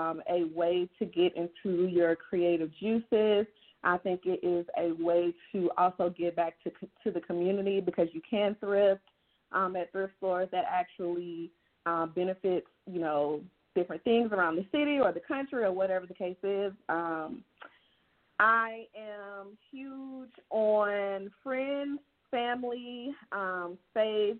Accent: Georgia, United States; moved away as an adult; now in Texas, United States; I'm originally born and raised in Georgia

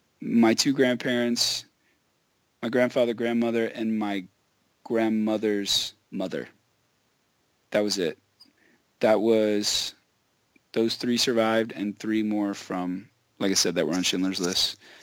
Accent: the South, United States; growing up in the South, it's a little bit different, especially like in the 80s and 90s.

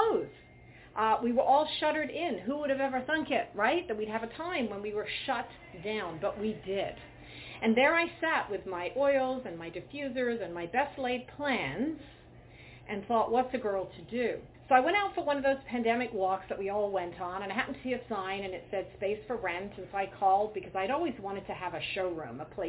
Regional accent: England, United Kingdom; moved away; growing up in England

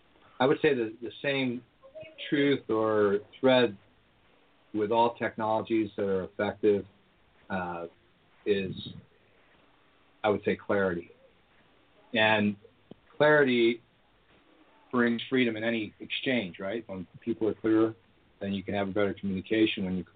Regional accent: Southern California, United States; moved away as an adult; also born or lived in Las Vegas, Nevada; now in Sweden; I lived in Las Vegas. I grew up in Southern California and worked around the Southwest doing construction and building things. But I wound up in 92 in Las Vegas

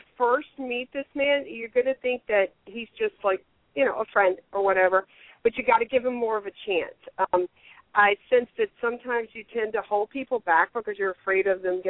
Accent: the Bible Belt, United States; I mean, I grew up in the Bible Belt. I grew up a Christian.

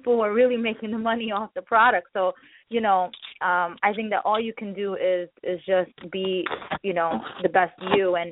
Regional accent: New York City, New York, United States; also born or lived in India; I grew up in the Bronx

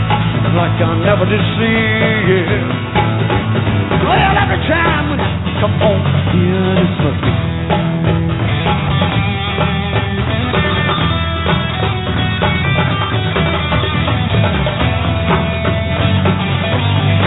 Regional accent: East Tennessee Mountains, United States; we're from the East Tennessee Mountains, which is right over the ridge over there

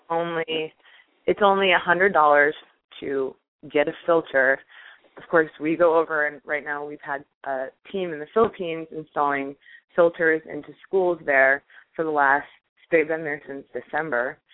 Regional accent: Iowa, United States; I grew up in Iowa

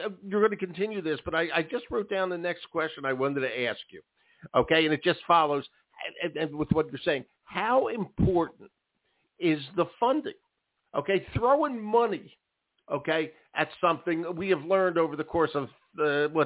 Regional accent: Philadelphia, Pennsylvania, United States; when I was a kid, again, in Philadelphia in the early 50s.

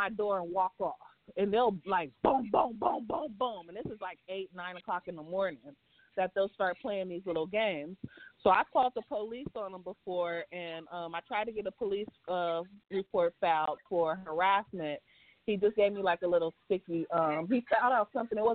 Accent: San Francisco, California, United States; moved away as an adult; now in Las Vegas, United States; I'm from San Francisco. So anytime I tell anybody I'm from San Francisco, born and raised

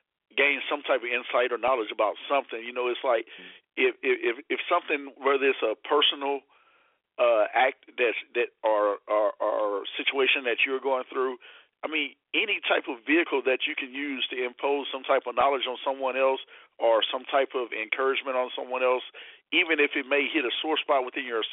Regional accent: Lake Charles, Louisiana, United States; Growing up in Lake Charles, Louisiana

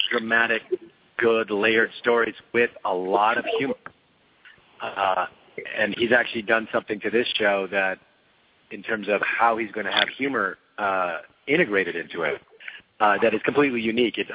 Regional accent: Montreal, Quebec, Canada; moved away as an adult; now in Los Angeles, United States; I grew up in Montreal, Canada

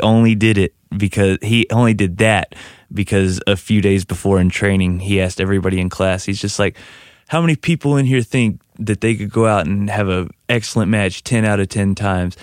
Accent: Crane, Texas, United States; I'm from Crane, Texas, in West Texas, which is directly in between El Paso and Dallas

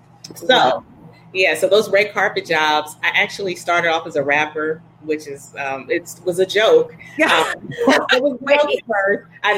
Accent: Wilmington, Delaware, United States; also born or lived in Petersburg; So I'm originally from Wilmington, Delaware. My dad pastored in D.C. on Capitol Hill, and then he was in Petersburg. So I actually went to Petersburg High.

